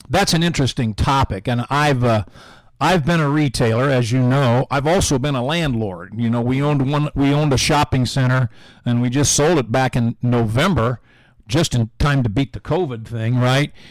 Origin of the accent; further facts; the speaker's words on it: Indianapolis, Indiana, United States; now in Carmel, United States; I grew up in Indianapolis